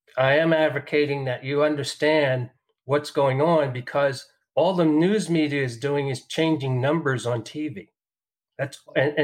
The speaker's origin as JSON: {"language": "English", "region": "New York", "country": "United States", "moved": "yes", "said": "I'm from New York. I have relatives in New York."}